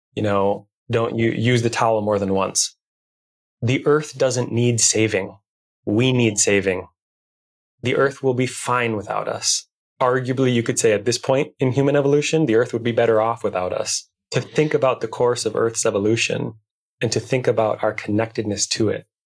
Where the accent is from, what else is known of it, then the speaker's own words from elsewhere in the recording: Minnesota, United States; I'm from Minnesota, right? We're in the Midwest. And even though I'm in the Twin Cities